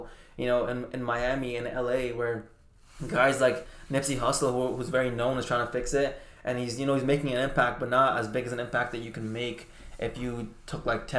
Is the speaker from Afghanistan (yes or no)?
yes; Afghanistan; now in Canada; when I came to Canada from Afghanistan, like, I didn't have much, you know, and I could have easily went a different route.